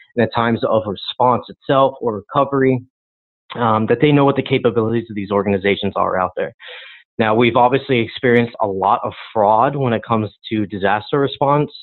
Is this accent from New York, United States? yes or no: no; Miami, Florida, United States; I was born and raised in Miami